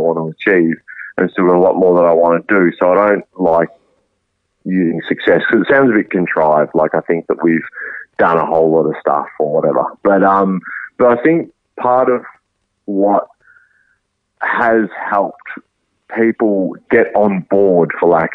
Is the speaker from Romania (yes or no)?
no; Australia; as Australians